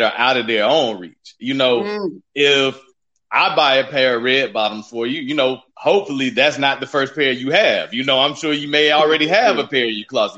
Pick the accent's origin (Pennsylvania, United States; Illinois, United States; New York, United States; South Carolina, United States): South Carolina, United States; Laurens; I'm from Lawrence, South Carolina. I'm actually from the upstate